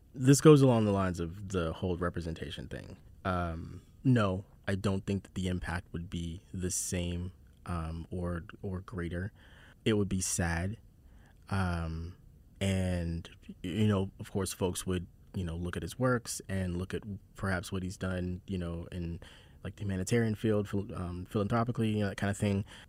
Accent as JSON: {"language": "English", "town": "Charleston", "region": "South Carolina", "country": "United States", "tie": "born or raised there", "said": "I grew up in Charleston"}